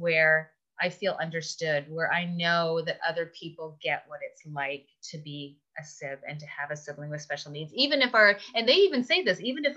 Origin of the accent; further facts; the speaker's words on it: Canada; moved away; I'm originally from Canada